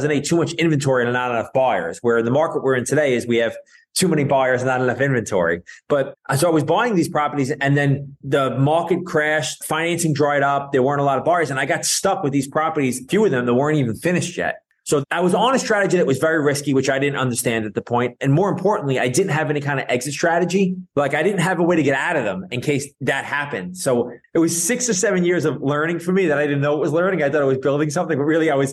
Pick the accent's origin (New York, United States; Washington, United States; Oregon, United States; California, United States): New York, United States; New York City; I grew up in Brooklyn, New York